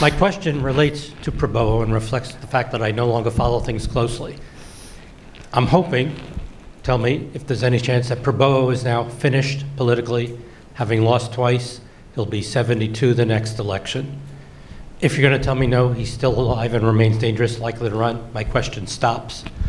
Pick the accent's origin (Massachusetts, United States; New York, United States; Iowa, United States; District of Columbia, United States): Massachusetts, United States; Boston; moved away; I come from Boston